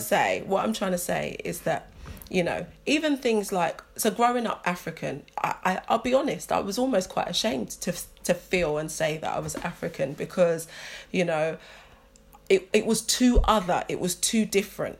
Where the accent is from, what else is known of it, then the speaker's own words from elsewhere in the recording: London, United Kingdom; I'm British or I'm from London